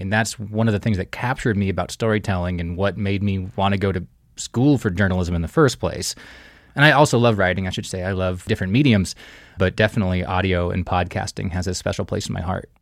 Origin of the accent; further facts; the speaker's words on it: Kansas City, Kansas, United States; now in Livingston, United States; I grew up in Kansas City, born on the Missouri side, raised on the Kansas side